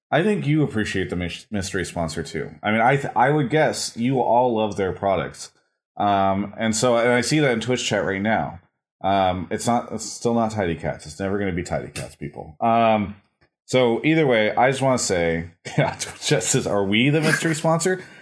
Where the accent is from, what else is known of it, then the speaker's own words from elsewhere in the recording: Dallas, Texas, United States; I'm from Dallas. Dallas, Texas.